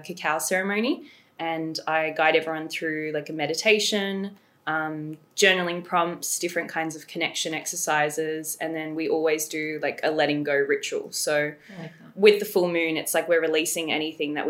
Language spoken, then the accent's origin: English; Australia; also born or lived in England; I was actually born in England, but I moved to Australia when I was like 2 years old